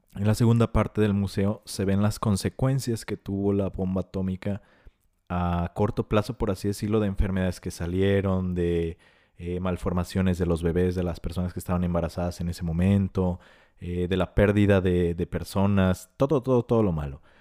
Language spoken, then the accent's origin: Spanish; Mexico; Nosotros como mexicanos